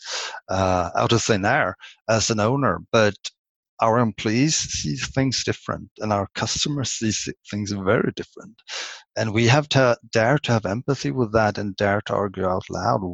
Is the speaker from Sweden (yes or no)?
yes; Sweden; English is a second language; I'm Swedish. English isn't my native language